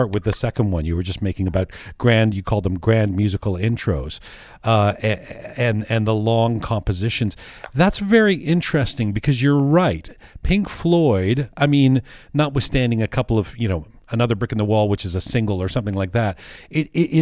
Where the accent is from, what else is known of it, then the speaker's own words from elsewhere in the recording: Canada; also born or lived in London; I was born in London, grew up in Canada